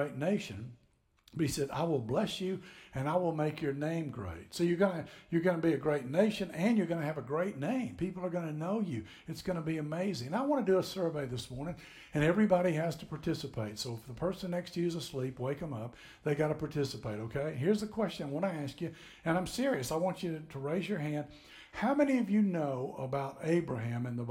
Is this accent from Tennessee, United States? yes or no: yes; Tennessee, United States; moved away as an adult; now in Florida, United States; I grew up in Tennessee. … and I are from Tennessee